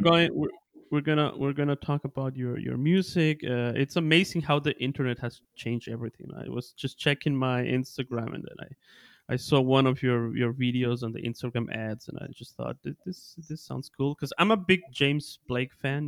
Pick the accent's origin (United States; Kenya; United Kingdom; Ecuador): Ecuador; also born or lived in Bielefeld, Germany; I'm originally from Ecuador in South America